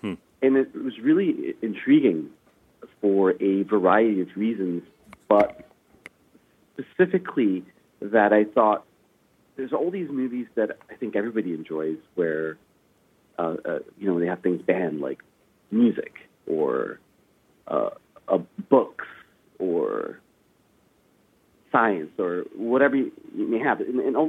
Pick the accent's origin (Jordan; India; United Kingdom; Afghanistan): Afghanistan; born there; Well, I was born in Afghanistan, so from a young age, it was something